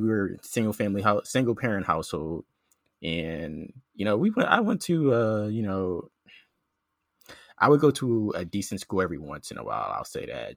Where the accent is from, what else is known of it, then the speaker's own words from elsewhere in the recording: Philadelphia, Pennsylvania, United States; moved away as an adult; now in Georgia, United States; I grew up in South Philly, uh, spent most of my life in, in Philly until college